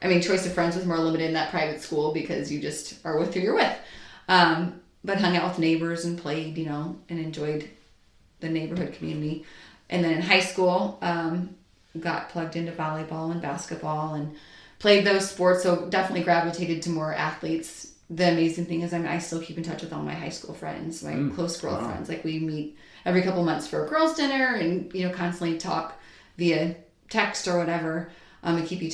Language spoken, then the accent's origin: English; St. Louis, Missouri, United States; I grew up here in St. Louis